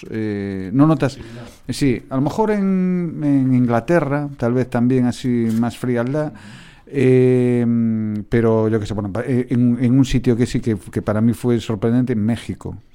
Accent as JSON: {"language": "Spanish", "region": "Galicia", "country": "Spain", "said": "que soy gallego, ¿eh?"}